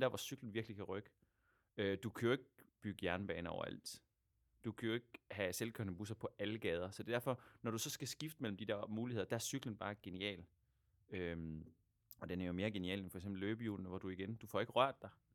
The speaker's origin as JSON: {"language": "Danish", "country": "Denmark", "also_born_or_lived": "Aarhus / Buenos Aires", "moved": "as an adult", "lives_now": "Argentina", "said": "mit gamle hjemland Danmark og så mit, mit nye land Argentina"}